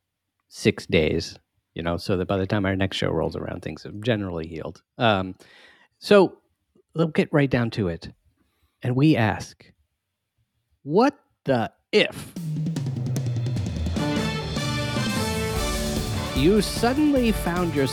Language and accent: English; Maryland, United States; I'm from Maryland, so you know we're particular to our pronunciations